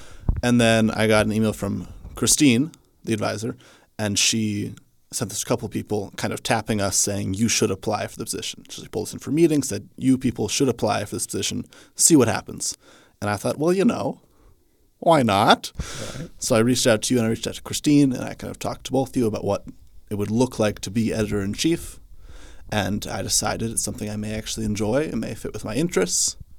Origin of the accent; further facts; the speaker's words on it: Hutchinson, Kansas, United States; I'm from Hutchinson, Kansas. It's a town about 40 minutes away from here, nice and close.